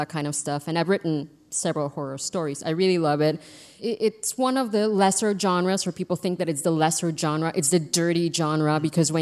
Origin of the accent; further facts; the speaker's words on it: Baja California, Mexico; I'm from Baja California, from the north of Mexico